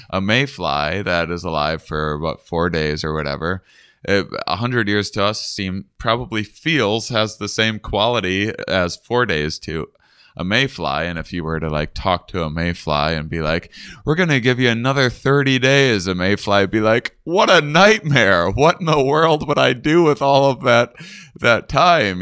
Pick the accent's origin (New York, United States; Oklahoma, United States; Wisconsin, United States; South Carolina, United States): Wisconsin, United States; moved away; I'm from Wisconsin originally, and I always, uh, small, uh, smallish town in Wisconsin